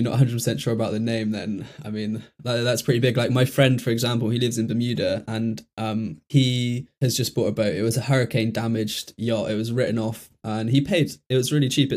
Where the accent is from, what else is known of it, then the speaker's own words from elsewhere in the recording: Bristol, South West England, United Kingdom; I'm from Bristol originally